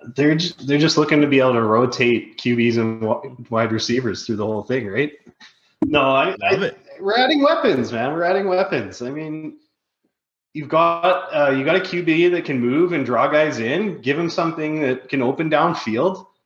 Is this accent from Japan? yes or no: no; Canada; I'm Canadian